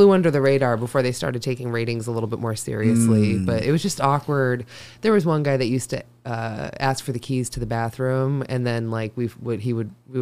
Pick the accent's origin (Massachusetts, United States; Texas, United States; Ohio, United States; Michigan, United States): Massachusetts, United States; Sharon; I actually got a diploma from my hometown